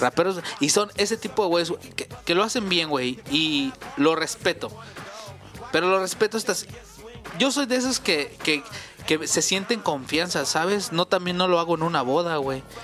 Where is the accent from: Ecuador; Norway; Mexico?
Mexico; somos mexicanos.